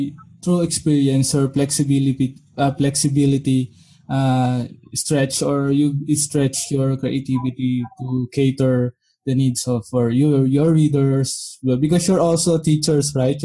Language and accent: English; Philippines; English is a second language; English is not my first language